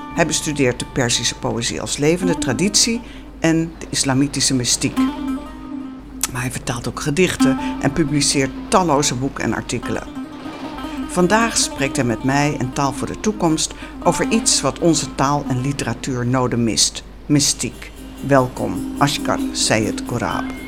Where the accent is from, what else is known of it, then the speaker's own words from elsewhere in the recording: Veluwe, Gelderland, Netherlands; ik ben bijvoorbeeld grootgebracht op de Veluwe in de gereformeerde traditie